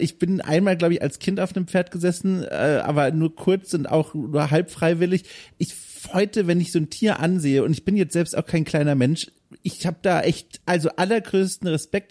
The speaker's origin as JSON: {"language": "German", "region": "Southern Germany", "country": "Germany", "tie": "born or raised there", "said": "Ich bin auf dem Dorf aufgewachsen im, im Süden Deutschlands"}